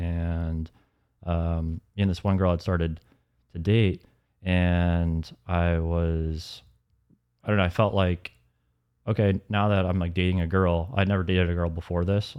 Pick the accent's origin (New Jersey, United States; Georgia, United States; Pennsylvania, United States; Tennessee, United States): Georgia, United States; Alpharetta; also born or lived in Atlanta; growing up in Alpharetta